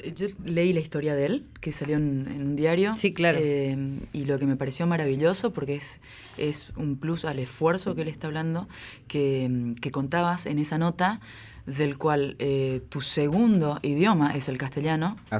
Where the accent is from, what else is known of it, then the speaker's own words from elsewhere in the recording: Esquina, Corrientes, Argentina; moved away as an adult; also born or lived in Buenos Aires; yo nací en Corrientes, en, la ciudad de Esquina